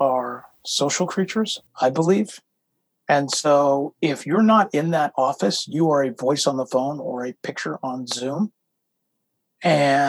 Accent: United States; we're American

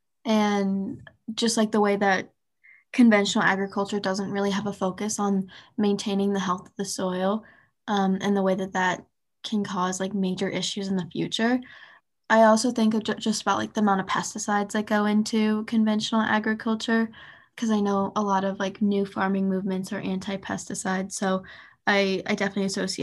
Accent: Illinois, United States; I'm from Illinois

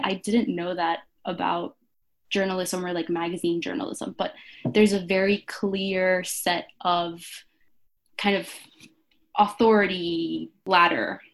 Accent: Venezuela; now in Brooklyn, United States; I'm from Venezuela and currently quarantining in Brooklyn with my sisters

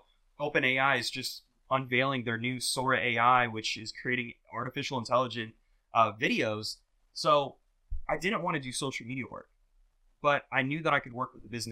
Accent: Jacksonville, Florida, United States; born or raised there

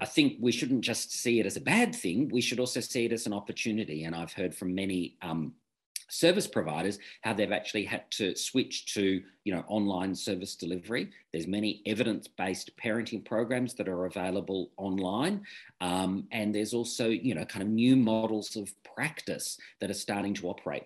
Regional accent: Victoria, Australia; I'm from Victoria

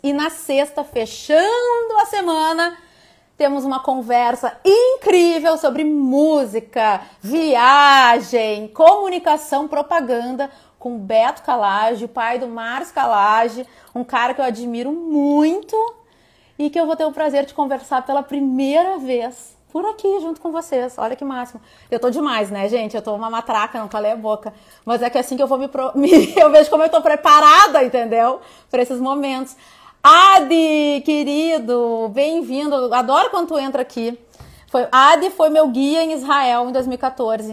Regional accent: Porto Alegre, Rio Grande do Sul, Brazil; moved away; eu não moro em Porto Alegre, mas eu sou de Porto Alegre

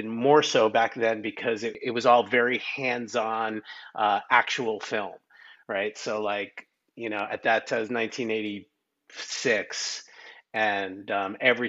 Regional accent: New York, United States; I grew up in New York

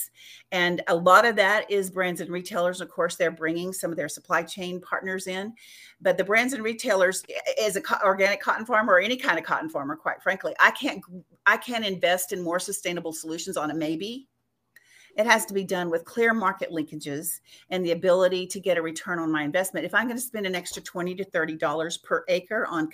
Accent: West Texas, United States; I'm from West Texas

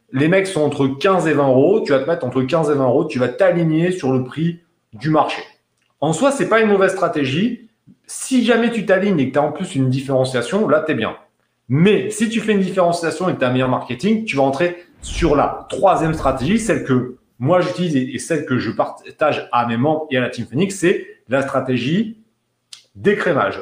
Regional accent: France; En tant que Français

